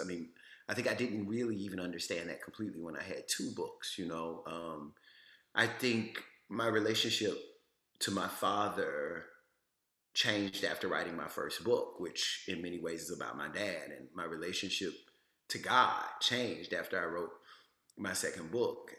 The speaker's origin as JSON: {"language": "English", "region": "Louisiana", "country": "United States", "tie": "born or raised there", "said": "I'm from Louisiana"}